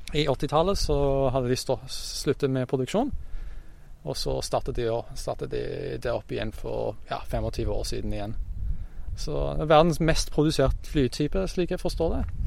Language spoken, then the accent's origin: Norwegian; Brisbane, Queensland, Australia; moved away as an adult; now in Norway; jeg er fra Australia, som sagt, så det må jo være hjemmebyen, hjemmebyen min, uh, Brisbane